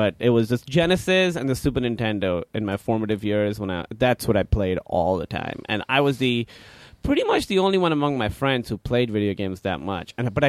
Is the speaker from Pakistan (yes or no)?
yes; Karachi, Sindh, Pakistan; English is a second language; now in United States; Pakistan, Karachi.